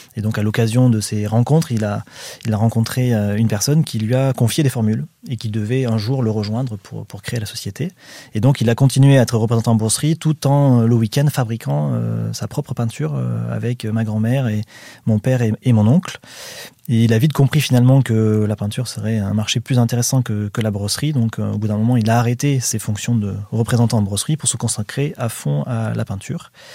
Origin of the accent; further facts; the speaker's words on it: Saint-Jean-d'Illac, Nouvelle-Aquitaine, France; je suis originaire de Saint-Jean-d'Iac